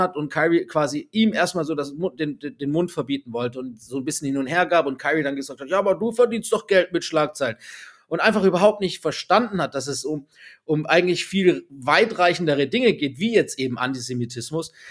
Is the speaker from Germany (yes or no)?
yes; Swabia, Baden-Württemberg, Germany; als Schwabe